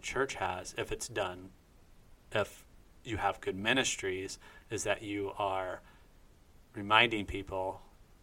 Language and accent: English; near Dayton, Ohio, United States; Grew up near Dayton